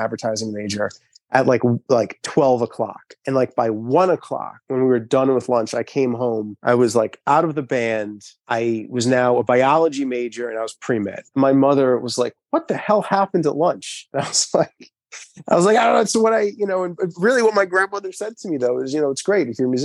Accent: Long Island, New York, United States; I'm from Long Island

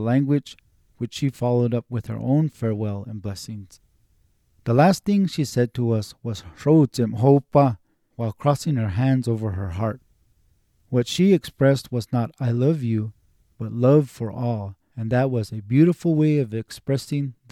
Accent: Tamaya, New Mexico, United States; I was from Tamaya

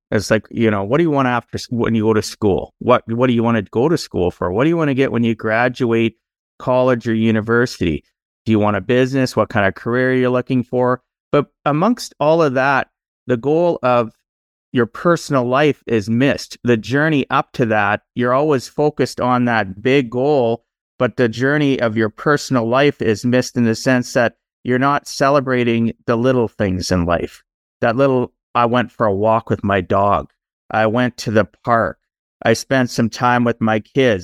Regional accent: Canada; Born and raised in Canada, I am now in my fifties

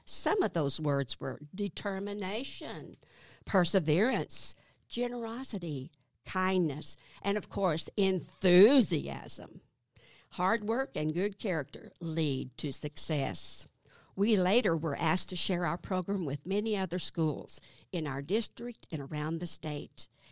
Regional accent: south of Highfill, Arkansas, United States; also born or lived in Burlington, Iowa; I was born in Iowa. Burlington, Iowa, and my family moved to Arkansas the summer that I turned seven. When, uh, I grew up on a farm just south of Highfall

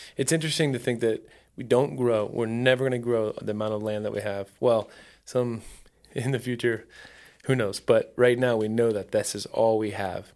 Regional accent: Ohio, United States; now in Phoenix, United States; I grew up in Ohio. There's no, there's zero wilderness.

